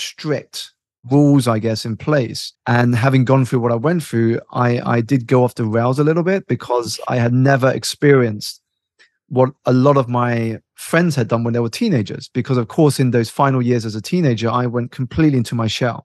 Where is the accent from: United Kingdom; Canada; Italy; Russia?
United Kingdom; I was born here in the United Kingdom to immigrant parents